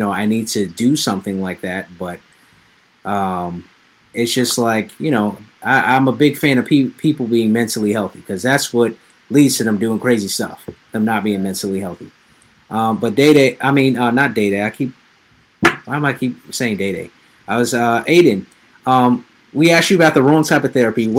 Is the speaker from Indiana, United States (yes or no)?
no; New York, United States; we're both from New York